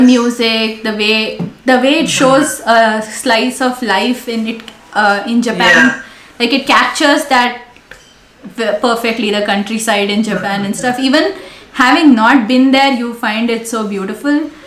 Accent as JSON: {"language": "English", "region": "Delhi", "country": "India", "tie": "born or raised there", "moved": "yes", "lives_now": "Mexico", "said": "I know Hindi fluently because I grew up in Delhi."}